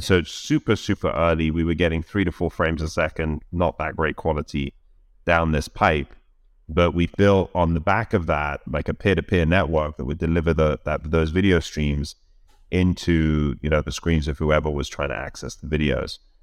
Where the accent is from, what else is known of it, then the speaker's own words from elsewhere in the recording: London, United Kingdom; moved away as an adult; now in United States; I grew up in London all my life.